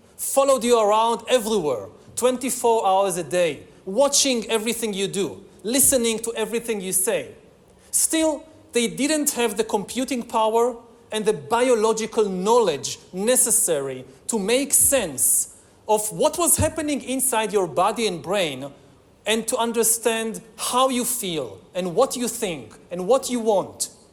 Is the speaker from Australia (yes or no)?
no; Israel; my home country of Israel